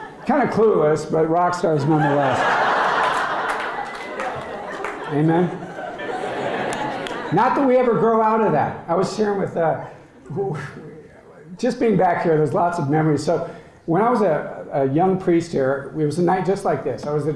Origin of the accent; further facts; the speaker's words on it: Colorado, United States; moved away; I'm from Colorado, the most beautiful state in the country